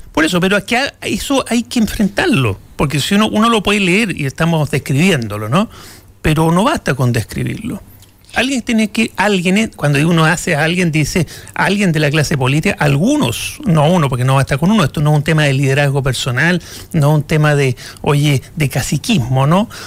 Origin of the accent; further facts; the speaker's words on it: Chile; nos merecemos un momento de grandeza como sociedad chilena